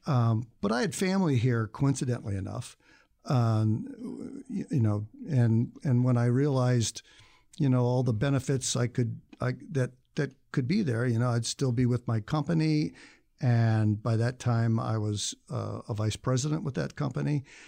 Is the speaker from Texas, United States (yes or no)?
no; Indiana, United States; moved away as an adult; also born or lived in Chicago; now in Tucson, United States; I am leaving Indiana slash Chicago for good. And, um, and I would've left when I was eighteen, but out-of-state tuition is so stupidly ridiculous that I stayed in Indiana for four years, uh, uh, four years more after graduating from high school